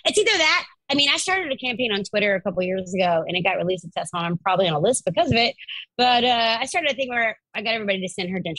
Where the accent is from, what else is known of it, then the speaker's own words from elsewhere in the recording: Charleston, South Carolina, United States; I'm from Charleston, South Carolina.